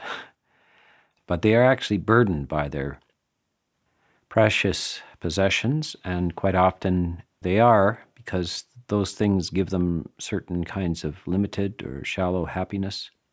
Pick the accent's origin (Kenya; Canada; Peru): Canada; I'm from Canada